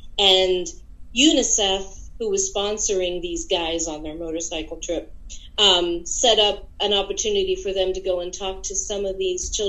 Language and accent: English; Lebanon County, Pennsylvania, United States; also born or lived in Allentown, Pennsylvania; I grew up in Lebanon County.